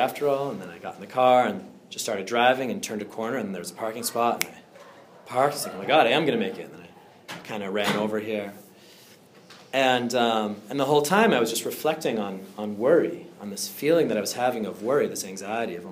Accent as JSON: {"language": "English", "town": "Andover", "region": "Massachusetts", "country": "United States", "said": "originally I'm from Andover, so a little bit north of here"}